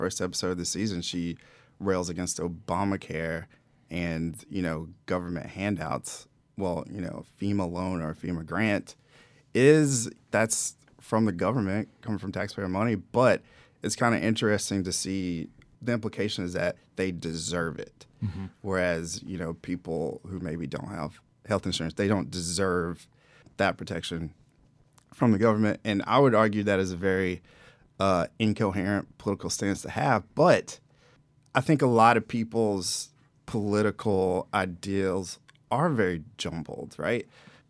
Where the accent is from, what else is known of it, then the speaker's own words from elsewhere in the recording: South Georgia, United States; moved away; South Georgia. South Georgia. Not even Atlanta. I mean, Atlanta is like New York City compared to where I'm from.